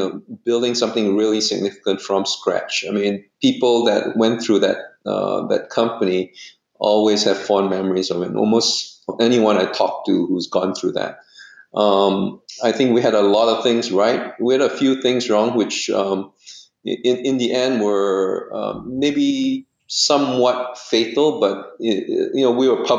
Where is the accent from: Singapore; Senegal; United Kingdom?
Singapore; moved away as an adult; also born or lived in United States; I was from Monk's Hill Secondary School